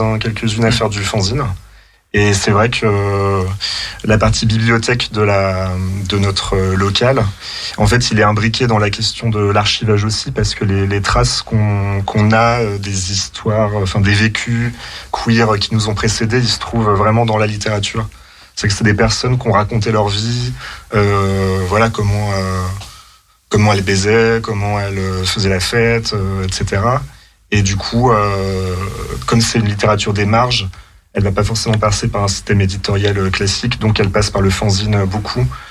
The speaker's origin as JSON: {"language": "French", "town": "Chambéry", "region": "Auvergne-Rhône-Alpes", "country": "France", "also_born_or_lived": "Lyon", "said": "je viens de Chambéry"}